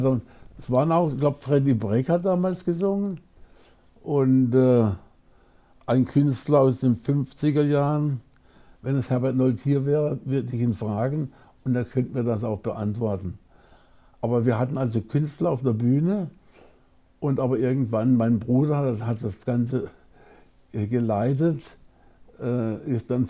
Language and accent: German; Baden-Baden, Baden-Württemberg, Germany; Ich bin in Baden-Baden geboren, im Schlafzimmer meiner